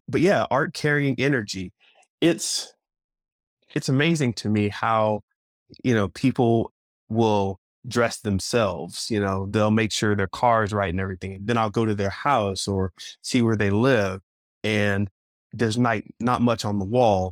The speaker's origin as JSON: {"language": "English", "region": "Florida", "country": "United States", "tie": "born or raised there", "said": "I was raised in Florida"}